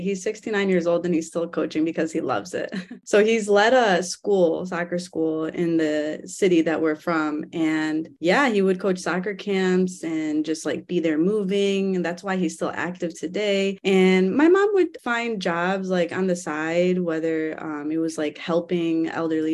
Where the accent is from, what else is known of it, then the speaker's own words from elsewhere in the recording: Cleveland, Ohio, United States; So that's actually where I grew up. I was born in Cleveland